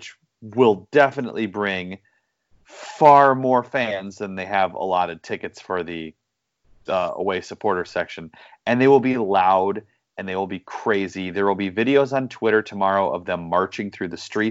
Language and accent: English; United States; as an American soccer fan